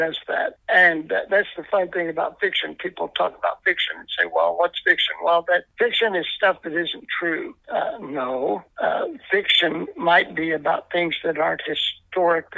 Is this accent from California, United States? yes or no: no; Danville, Indiana, United States; growing up in Danville in the 60s and 70s